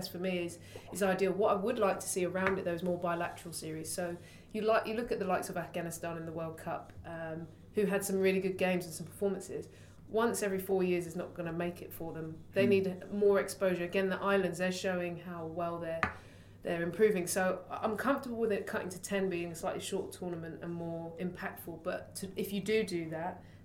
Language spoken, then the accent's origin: English; London, United Kingdom; being a Londoner